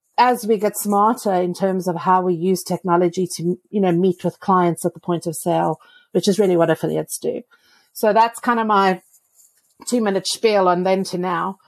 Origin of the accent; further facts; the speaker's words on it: South Africa; I'm from South Africa where there is no snow